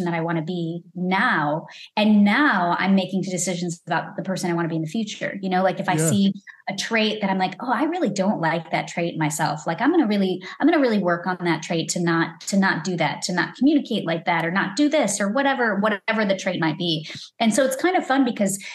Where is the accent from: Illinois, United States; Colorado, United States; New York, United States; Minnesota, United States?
Illinois, United States; Lombard; moved away as an adult; also born or lived in Elmhurst, Illinois; now in Los Angeles, United States; I grew up in Lombard, Illinois, and I went to school in Elmhurst, Illinois